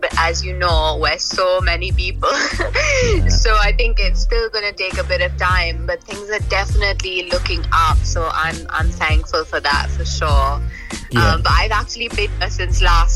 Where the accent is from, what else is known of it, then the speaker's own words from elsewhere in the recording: Mumbai, Maharashtra, India; moved away as an adult; also born or lived in Liverpool, United Kingdom; I was basically in Mumbai